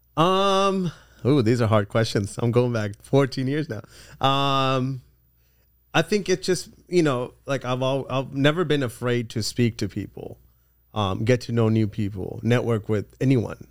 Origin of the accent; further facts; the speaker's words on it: California, United States; also born or lived in England / Los Angeles / Orange County; I moved to the States when I was four years old when my parents separated. And then, um, I grew up ever since then in, in California